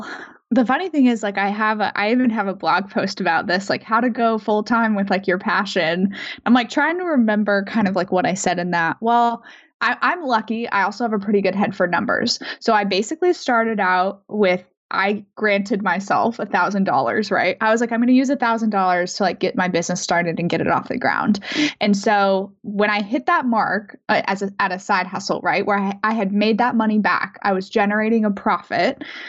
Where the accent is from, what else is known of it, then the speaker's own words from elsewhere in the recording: Denver, Colorado, United States; moved away; So I did still have a lot of friends from like back home, and sure, I grew up in Denver. So like friends and family in Denver too